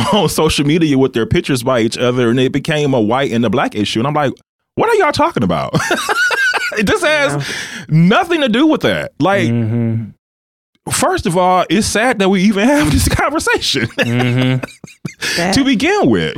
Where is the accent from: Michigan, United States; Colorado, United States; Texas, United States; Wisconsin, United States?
Wisconsin, United States; I'm from Wisconsin